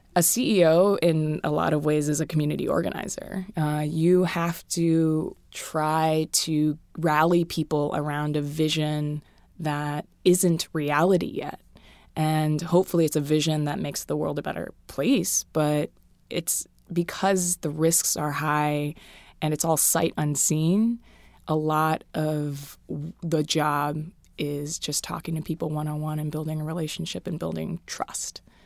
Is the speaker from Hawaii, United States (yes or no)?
yes; Hawaii, United States; moved away; I'm from Hawaii